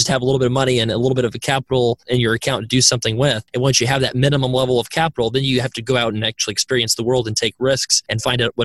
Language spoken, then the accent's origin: English; United States; I was born in the United States